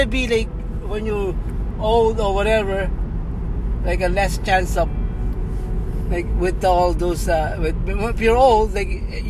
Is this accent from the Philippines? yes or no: yes; Caloocan, Metro Manila, Philippines; moved away as an adult; also born or lived in Winnipeg, Manitoba, Canada; now in British Columbia, Canada; I was born in the Philippines.